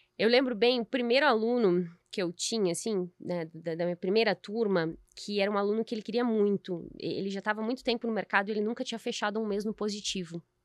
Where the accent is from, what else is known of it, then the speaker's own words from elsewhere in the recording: Brazil; a gente vive num, num país excelente